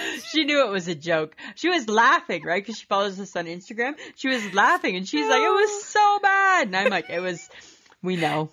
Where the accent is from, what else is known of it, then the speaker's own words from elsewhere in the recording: Canada; we're Canadian.